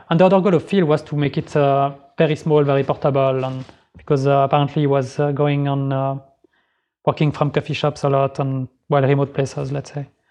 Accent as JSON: {"language": "English", "region": "Geneva", "country": "Switzerland", "moved": "as an adult", "lives_now": "Sweden", "said": "I'm from Geneva originally, so I moved here like three years ago"}